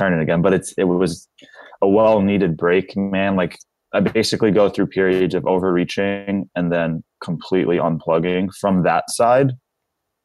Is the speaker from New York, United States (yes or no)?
yes; Long Island, New York, United States; now in Florida, United States; Yeah, I'm from Long Island, man. Born and raised there.